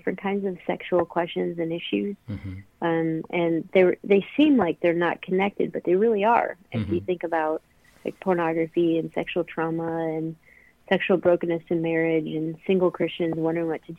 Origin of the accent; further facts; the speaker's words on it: Akron, Ohio, United States; moved away as an adult; I was born and raised in Akron, Ohio, and have moved around the country at different times in my life, but I'm back in Akron.